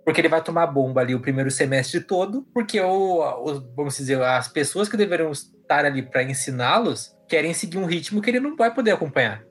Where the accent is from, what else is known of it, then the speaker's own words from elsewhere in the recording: Sorocaba, São Paulo, Brazil; eu sou de Sorocaba